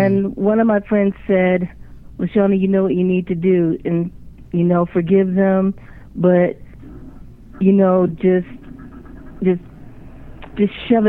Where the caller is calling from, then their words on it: Landover, Maryland, United States; I'm calling from Landover, Maryland.